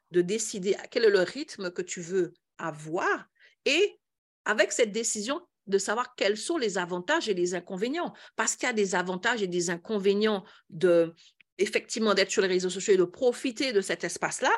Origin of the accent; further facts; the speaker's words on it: Antilles, France; chez nous aux Antilles